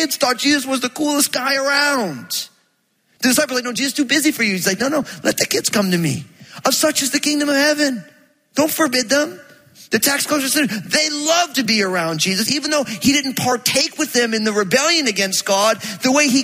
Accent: New Jersey, United States; I'm from Jersey

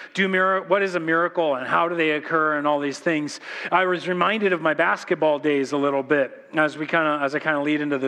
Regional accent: Corona, California, United States; we're from Corona.

